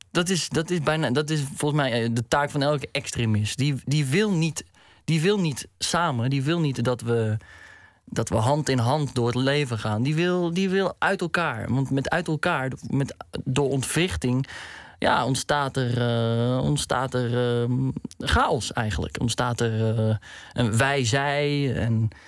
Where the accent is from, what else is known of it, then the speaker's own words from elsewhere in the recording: Morocco; bij etniciteit, bij eh, Marokkanen. Nou, ik ben Marokkaans, dus...